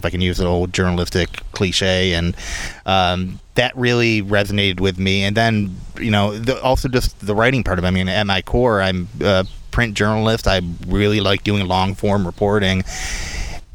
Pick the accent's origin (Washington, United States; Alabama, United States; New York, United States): New York, United States; Rochester; I grew up in East Irondequoit, right on the city line